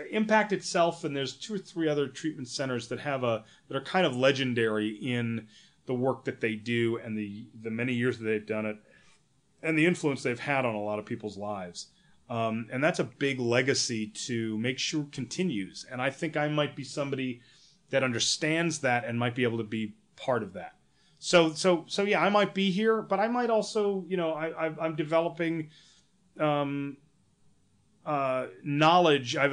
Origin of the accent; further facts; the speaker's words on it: New York, United States; I'm a you know I'm from New York